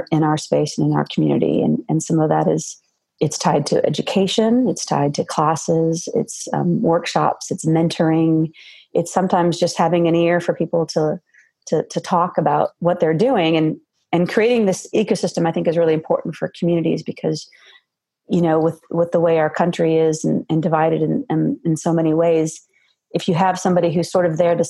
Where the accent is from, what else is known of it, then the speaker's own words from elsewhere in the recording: Silicon Valley, California, United States; moved away as an adult; now in Georgia, United States; I grew up in Silicon Valley in California on the West Coast and moved to the Southeast almost 20 years ago